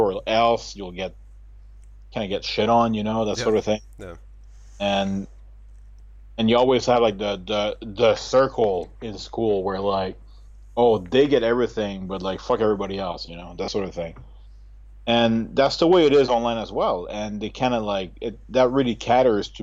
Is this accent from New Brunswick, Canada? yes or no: yes; New Brunswick, Canada; moved away as an adult; now in Japan; growing up in New Brunswick